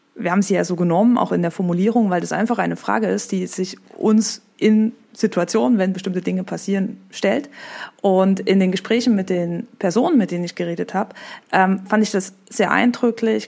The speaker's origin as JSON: {"language": "German", "region": "eastern Germany", "country": "Germany", "tie": "born or raised there", "also_born_or_lived": "France", "said": "ich bin 1990 geboren, im Osten von Deutschland, in der katholischen Familie, in der totalen Diaspora"}